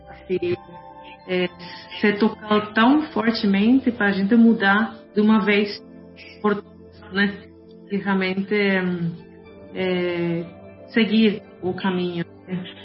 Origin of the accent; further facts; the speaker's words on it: Colombia; also born or lived in Brazil; now in Germany; Eu morei cinco anos no Brasil, eu sou mesma colombiana, eu sei como que se vive na América Latina